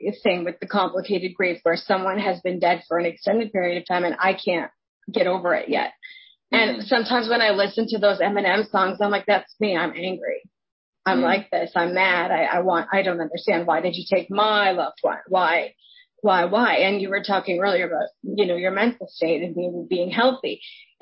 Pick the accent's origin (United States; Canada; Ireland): Canada; I'm Canadian